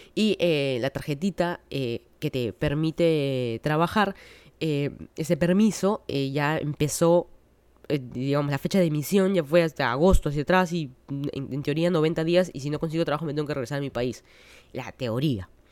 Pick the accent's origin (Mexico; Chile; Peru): Peru; Lima; moved away as an adult; now in United States; toda mi vida soy de Lima, Perú